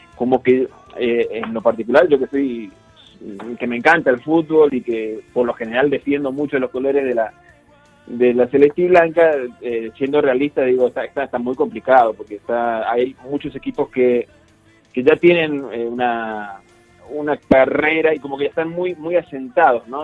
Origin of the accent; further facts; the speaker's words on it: Argentina; now in Guadalajara, Mexico; tres de los integrantes de Laudato somos argentinos